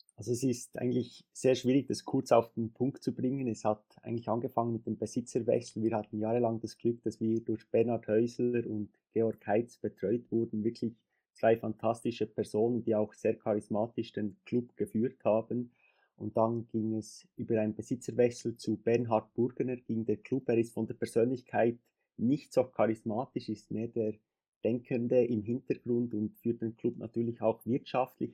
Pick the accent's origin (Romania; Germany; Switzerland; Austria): Switzerland; ich komme aus der Schweiz